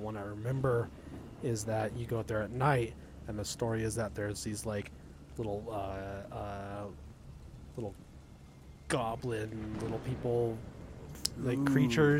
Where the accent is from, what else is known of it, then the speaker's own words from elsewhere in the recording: hometown on Route 66, Southern California, United States; moved away; Yeah, it goes through my hometown. It's not called Route 66, it's called Foothill Boulevard, but in that town. But it is Route 66, though.